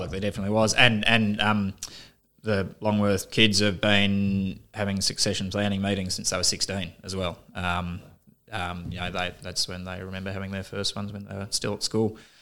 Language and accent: English; Melbourne, Victoria, Australia; moved away as an adult; I grew up in Melbourne, on the outskirts of Melbourne.